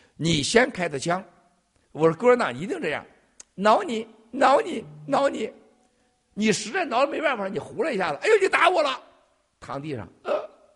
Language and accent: Chinese; China; 我们中国人是一个这么善良的民族